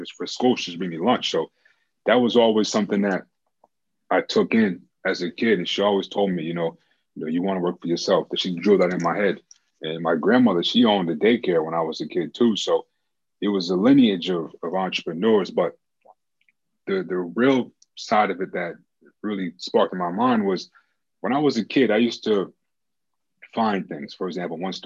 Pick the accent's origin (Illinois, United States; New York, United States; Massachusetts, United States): Massachusetts, United States; Boston; I'm from Boston, Massachusetts